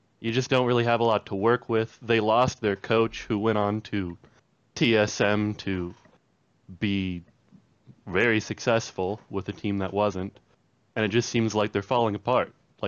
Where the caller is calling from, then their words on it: Fort Dodge, Iowa, United States; Little town called Fort Dodge.